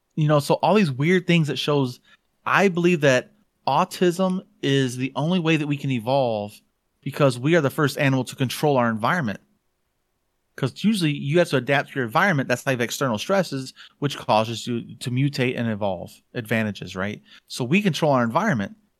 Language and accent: English; Hartford, Michigan, United States; also born or lived in Georgia, United States / Benton Harbor, Michigan; we moved from Georgia to Michigan, um, when I was five